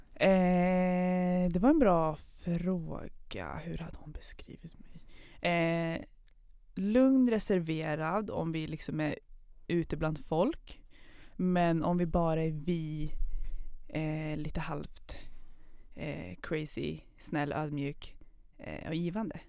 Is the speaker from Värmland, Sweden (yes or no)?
yes; Kil, Värmland, Sweden; moved away as an adult; also born or lived in Pakistan / Höganäs, Skåne; now in Karlstad, Sweden; född i Pakistan, uppväxt i Skåne från början, men sen Värmland